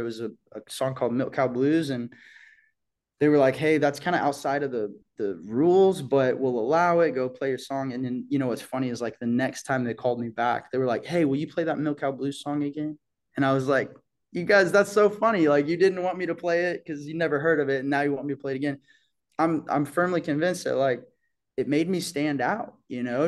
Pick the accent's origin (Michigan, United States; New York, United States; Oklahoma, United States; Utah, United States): Oklahoma, United States; Bixby; moved away; that's how I remember my hometown, you know, um, that's what I think about when I, when I think about home is just like this perfect pace of life to grow up